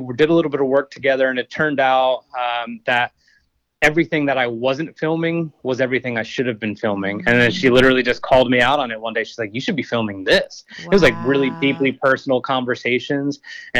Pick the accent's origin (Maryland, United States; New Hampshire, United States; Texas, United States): Texas, United States; Austin; I mean, I came from Austin, Texas, so small compared